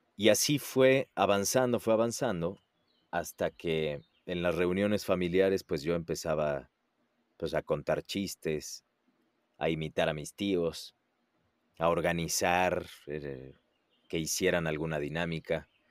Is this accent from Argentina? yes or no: no; Puebla, Mexico; moved away as an adult; now in Mexico City, Mexico; Yo soy, eh, bueno, poblano de nacimiento, que es una ciudad que está a dos horas de la Ciudad de México. Ahí nací, ahí crecí